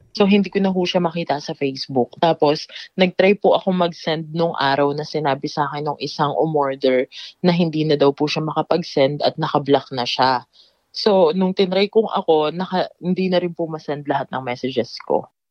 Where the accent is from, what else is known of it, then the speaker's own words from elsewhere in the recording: Philippines; ako naman po bilang Pilipino